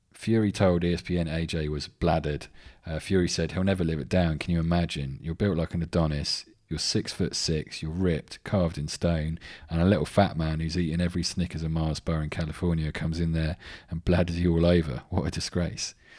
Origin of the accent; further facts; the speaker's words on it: England, United Kingdom; I'm English